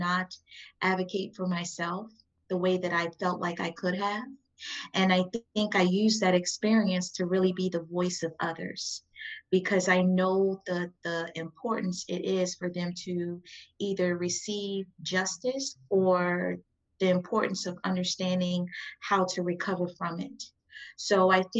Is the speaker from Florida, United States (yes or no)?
no; Oxon Hill, Maryland, United States; also born or lived in New Orleans, Louisiana; I grew up in Prince George's County, Maryland. I'm from Oxon Hill, Maryland, but I was born in New Orleans